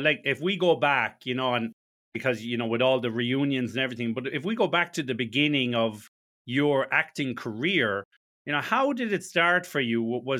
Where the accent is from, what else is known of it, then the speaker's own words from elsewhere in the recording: Ireland; I'm Irish